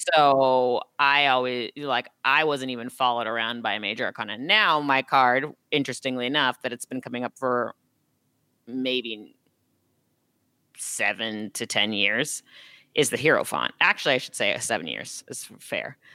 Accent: Los Angeles, California, United States; I'm from Los Angeles

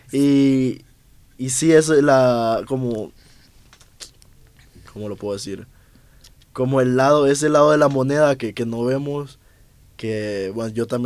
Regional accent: Honduras; now in Mexico; pues estoy en México, pues yo soy de Honduras y hice una inversión en un viaje, volver aquí va a estar complicado

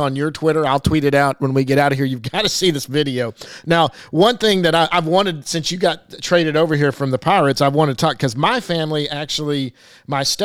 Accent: Duncanville, Texas, United States; I grew up in Duncanville, so Lancaster was right down the street.

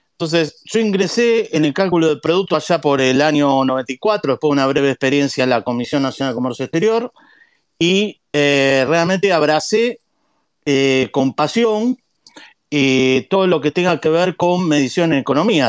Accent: Argentina

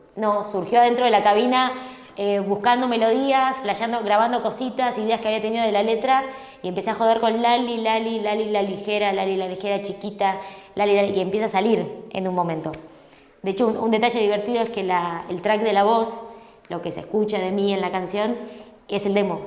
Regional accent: Buenos Aires, Argentina; Yo soy porteña.

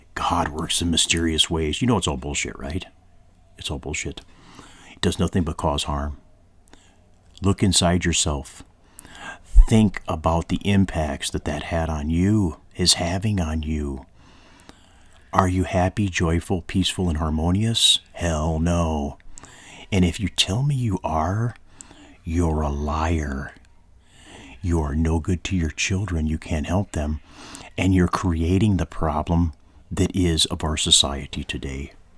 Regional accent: United States

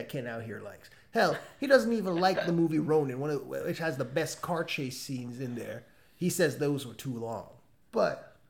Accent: Jamaica; now in United States; I am from a former colony of Britain. I'm from Jamaica.

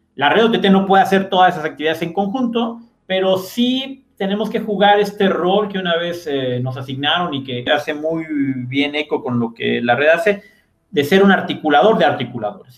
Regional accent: Ixmiquilpan, Hidalgo, Mexico; Yo crecí en Ixmiquilpan, estuve prácticamente ahí viviendo 18 años

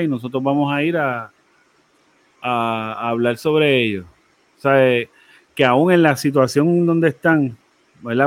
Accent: Puerto Rico; como puertorriqueños

